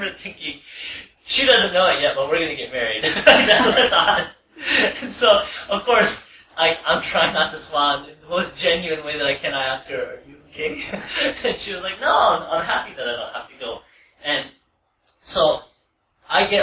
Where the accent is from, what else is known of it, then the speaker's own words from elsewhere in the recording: United States; I've been to America my whole life